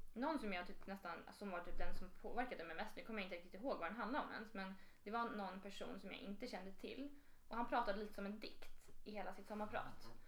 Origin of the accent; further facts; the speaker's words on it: Jakobsberg, Stockholm County, Sweden; Kommer från Jakobsberg, a.k.a. Jakan.